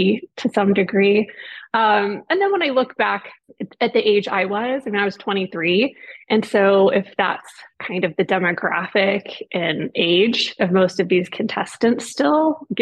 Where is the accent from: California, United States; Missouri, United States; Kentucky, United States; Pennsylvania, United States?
Missouri, United States; near Springfield; Springfield, Missouri, because it was kind of close to my hometown